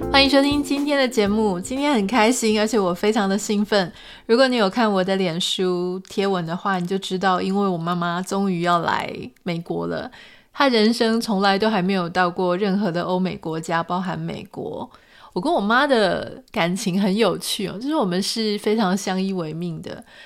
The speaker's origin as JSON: {"language": "Chinese", "region": "Pingtung County", "country": "Taiwan", "tie": "born or raised there", "also_born_or_lived": "Taipei", "moved": "as an adult", "lives_now": "United States", "said": "在我十八岁开始出去念大学啊、研究所、出去工作之后，其实我就已经没有机会回到屏东我的家乡去住很长一段时间"}